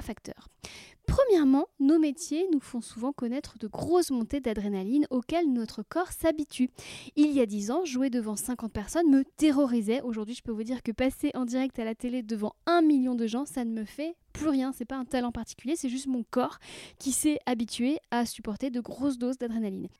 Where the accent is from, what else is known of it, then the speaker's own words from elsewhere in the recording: Brittany, France; j'ai grandi en Bretagne